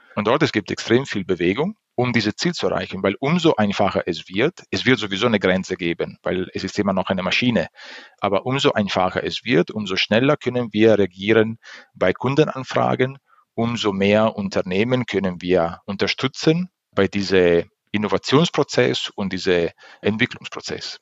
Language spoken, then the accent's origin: German; Italy; German is a second language; moved away; Ich bin äh, Italiener